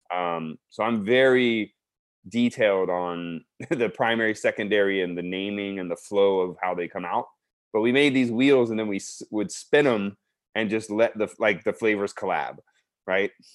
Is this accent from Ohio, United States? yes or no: no; South Texas, United States; moved away; also born or lived in Baton Rouge, Louisiana; being born and raised in Texas, especially South Texas